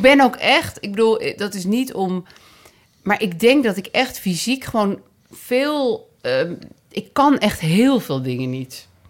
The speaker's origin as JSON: {"language": "Dutch", "town": "Amsterdam", "region": "North Holland", "country": "Netherlands", "accent": "Amsterdam Zuid", "said": "we komen allebei uit Amsterdam Zuid. En dat is natuurlijk een soort accent"}